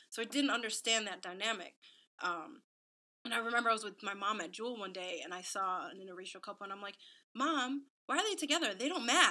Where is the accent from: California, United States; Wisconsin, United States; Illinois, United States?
Illinois, United States; Waukegan; also born or lived in Lindenhurst, Illinois; I grew up in Waukegan, Illinois, so at least for the first 10 years of my life